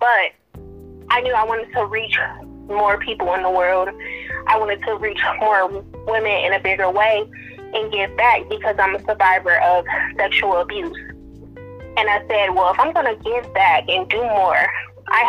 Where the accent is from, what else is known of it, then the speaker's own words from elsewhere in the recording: Detroit, Michigan, United States; I'm from Detroit, Michigan